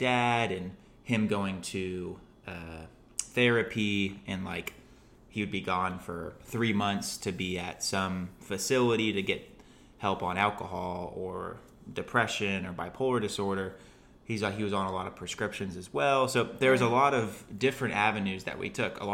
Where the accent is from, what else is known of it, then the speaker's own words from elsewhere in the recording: Fort Myers, Florida, United States; I'm from Fort Myers, and I have three older brothers.